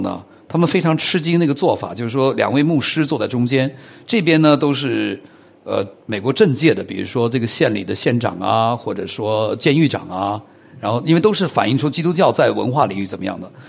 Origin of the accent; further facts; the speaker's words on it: China; 我发现我们中国人呢，在这个认定上呢是蛮虚假的